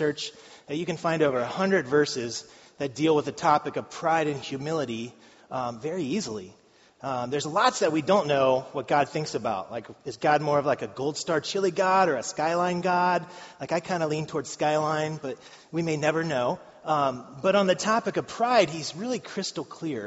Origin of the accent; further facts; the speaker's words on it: Madeira, Ohio, United States; I grew up in Madeira